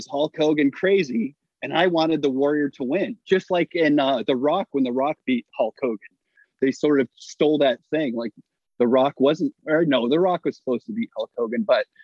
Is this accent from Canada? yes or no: yes; Hamilton, Ontario, Canada; my hometown, Hamilton, Ontario